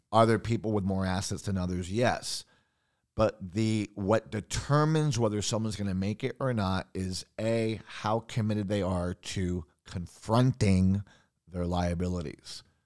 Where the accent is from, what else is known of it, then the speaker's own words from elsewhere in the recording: San Juan, Puerto Rico; also born or lived in Long Island, New York; I grew up in Puerto Rico.